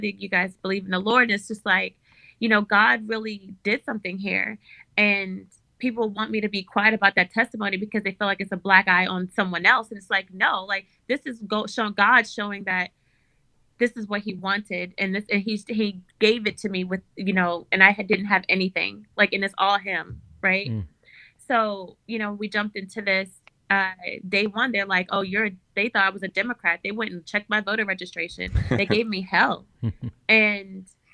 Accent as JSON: {"language": "English", "region": "Maryland", "country": "United States", "tie": "born or raised there", "moved": "yes", "lives_now": "California, United States", "said": "I was raised by my grandparents. My grandmother, Mama, she actually brought me home from the hospital, but her and my mom's mother, Nellie, they both did an amazing job raising me. And my grandfathers were veterans and farmers. They raised tobacco in Maryland. I'm originally from Maryland"}